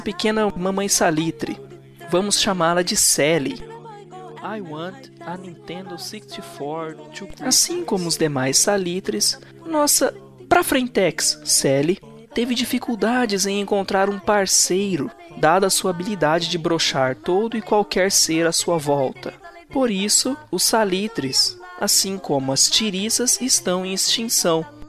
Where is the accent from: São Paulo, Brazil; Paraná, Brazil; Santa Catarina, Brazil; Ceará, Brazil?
São Paulo, Brazil; Bauru; tenho 29 anos, sou de Bauru, São Paulo